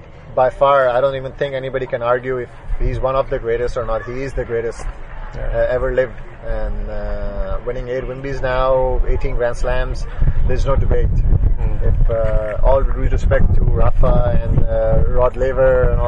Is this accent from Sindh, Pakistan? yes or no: no; Lahore, Punjab, Pakistan; I'm from Lahore, and 80% of our courts in Lahore are grass courts. I grew up on grass courts as well